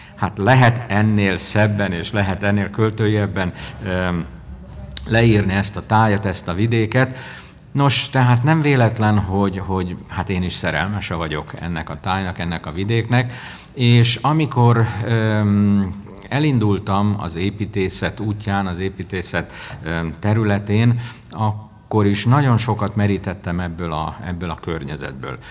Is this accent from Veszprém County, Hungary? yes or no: yes; Révfülöp, Veszprém County, Hungary; éltem és nőttem fel, ö, mint Réfülöp, a Balaton északi partjának egyik is apró települése